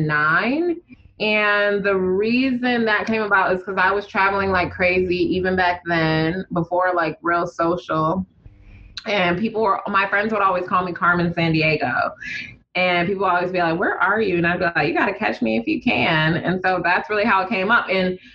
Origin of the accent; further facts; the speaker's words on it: Uganda; also born or lived in Detroit, United States; Like, so all my friends from Detroit have connections to the South. I don't have that because I'm from Uganda.